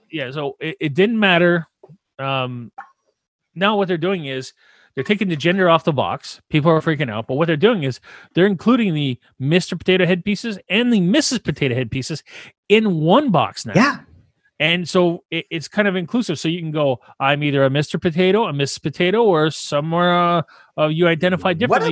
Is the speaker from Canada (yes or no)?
yes; Canada; we're French, uh, we're French Canadian